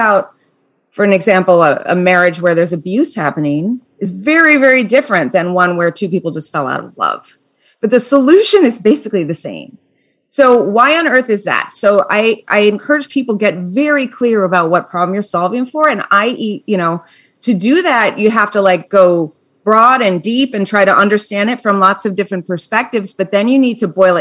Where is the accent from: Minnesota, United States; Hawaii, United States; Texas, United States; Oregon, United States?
Minnesota, United States; now in New Jersey, United States; I'm from Minnesota